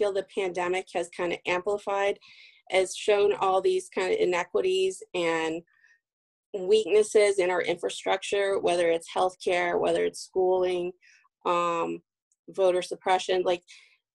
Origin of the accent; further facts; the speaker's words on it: Texas, United States; accent: Texan; now in Massachusetts, United States; I'm from Texas. Every once in a while, the Texan accent comes out